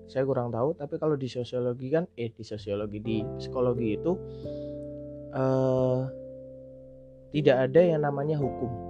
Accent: Java, Indonesia; accent: medok; saya asli Jawa jadi mungkin bahasa Indonesia-nya agak medok tok kayak gini gitu ya

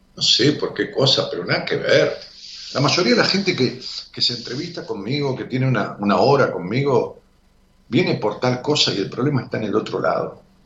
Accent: La Matanza, Buenos Aires Province, Argentina; yo nací en la Matanza y crecí ahí, en Raúl Mejía.

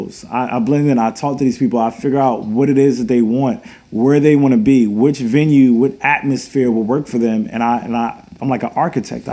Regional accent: Richmond, Virginia, United States; I'm locally from Richmond.

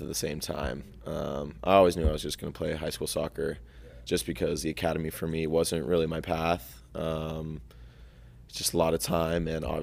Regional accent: El Dorado Hills, California, United States; now in Los Angeles, United States; Farther east is a town called El Dorado Hills. That's primarily where I grew up.

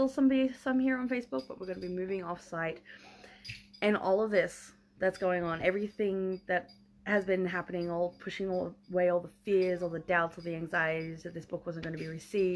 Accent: Australia; I'm an Aussie

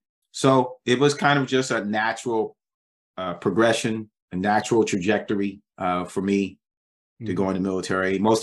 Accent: Fayetteville, North Carolina, United States; now in Seattle, United States; I grew up in Fayetteville, North Carolina, where Fort Bragg is located.

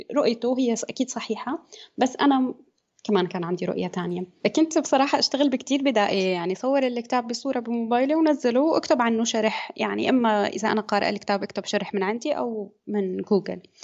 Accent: Syria; moved away as an adult; now in Germany; أنا من سوريا آه، عمري 30 سنة آه، درست بسوريا هندسة مدنية

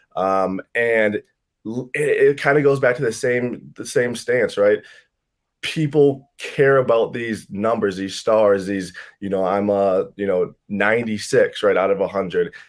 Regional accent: Chisago Lakes, Minnesota, United States; I'm from Chisago Lakes, Minnesota. Um, small town here, about forty-five minutes north of the Twin Cities

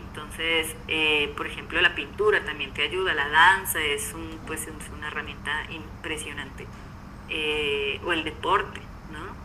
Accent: Pasto, Nariño, Colombia; yo vengo de Pasto

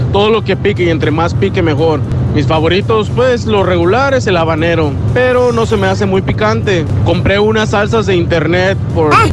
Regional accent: Mexico; yo soy mexicano

